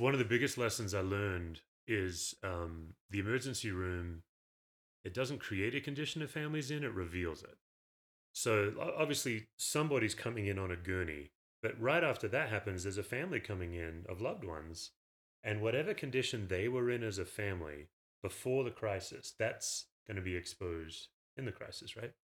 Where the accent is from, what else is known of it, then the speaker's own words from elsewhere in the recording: Perth, Western Australia, Australia; moved away as an adult; also born or lived in Knoxville, Tennessee; now in Colorado, United States; I grew up unchurched in Australia, Perth